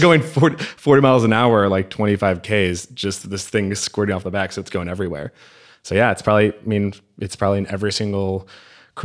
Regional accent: Chicago, Illinois, United States; I'm from Chicago, and it's a place where it snows quite a bit.

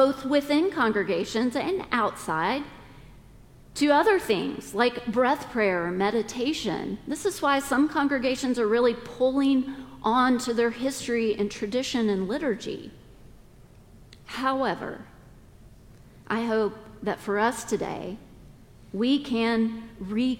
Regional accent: the South, United States; we're all from the South

